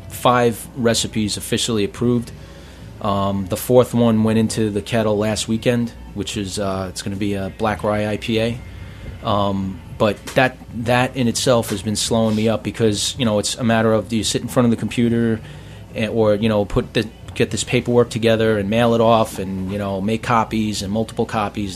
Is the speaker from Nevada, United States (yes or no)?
no; New York City, New York, United States; moved away as an adult; I was born in Maspeth.